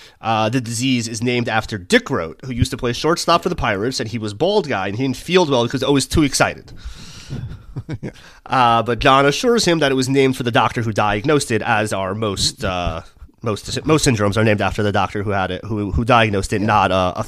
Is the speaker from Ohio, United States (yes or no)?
no; New Jersey, United States; Hey, I'm from Jersey.